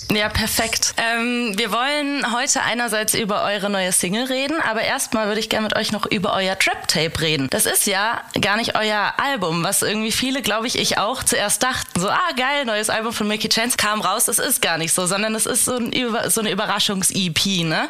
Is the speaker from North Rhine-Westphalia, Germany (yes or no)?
no; Hesse, Germany; ich bin nämlich auch eine Hessin eigentlich